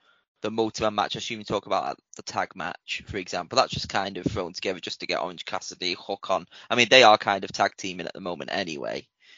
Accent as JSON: {"language": "English", "town": "Winnipeg", "region": "Manitoba", "country": "Canada", "said": "I'm from Winnipeg, you idiot."}